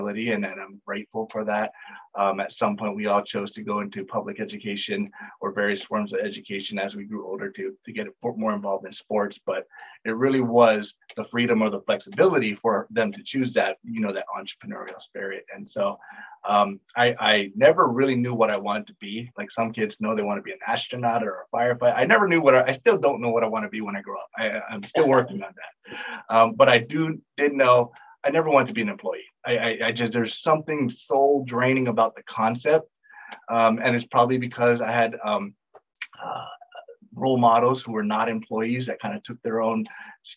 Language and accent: English; Hawaii, United States; moved away as an adult; now in Northern Virginia, United States; I grew up in Hawaii